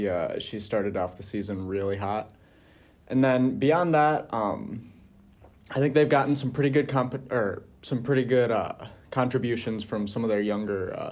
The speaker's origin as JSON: {"language": "English", "town": "Mount Pleasant", "region": "Michigan", "country": "United States", "tie": "born or raised there", "said": "I grew up in Mount Pleasant"}